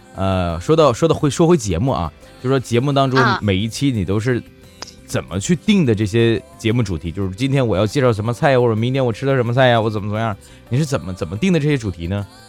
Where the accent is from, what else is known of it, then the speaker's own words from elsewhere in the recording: Northeast China, China; 我们东北这边